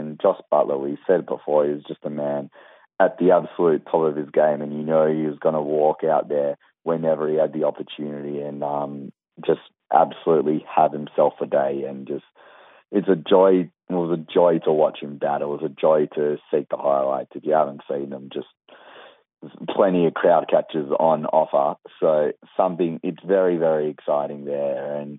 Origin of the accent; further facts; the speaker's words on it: Australia; here in Australia. It's yeah, I hate to say it as an Australian